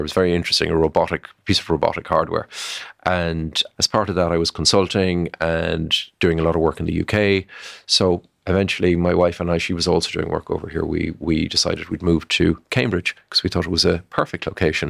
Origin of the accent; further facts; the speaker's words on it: Ireland; I'm an Irish guy